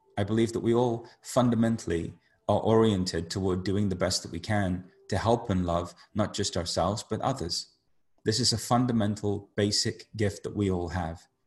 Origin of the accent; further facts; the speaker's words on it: United Kingdom; somebody who grew up being Indian in the UK